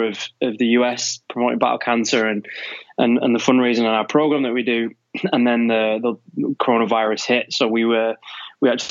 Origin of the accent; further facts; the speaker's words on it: Manchester, North West England, United Kingdom; now in Devon, United Kingdom; I'm actually from Manchester